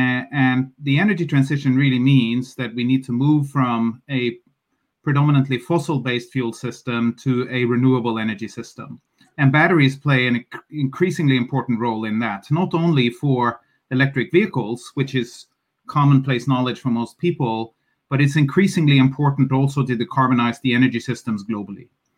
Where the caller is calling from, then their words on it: Oslo, Norway; I'm calling you from Oslo, Norway